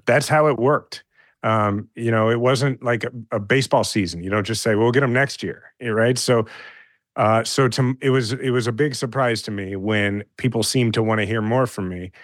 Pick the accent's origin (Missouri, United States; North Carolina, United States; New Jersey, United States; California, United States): Missouri, United States; Kansas City; I'm a fifth generation Kansas City and I love my hometown